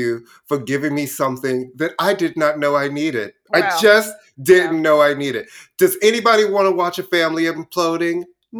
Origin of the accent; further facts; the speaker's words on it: New York, United States; growing up in New York, we went to the bodega, got a sandwich. There was no ratings on the door.